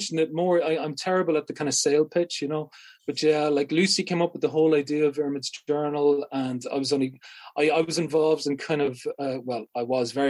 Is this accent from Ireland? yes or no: yes; Munster, Ireland; I'm originally from Munster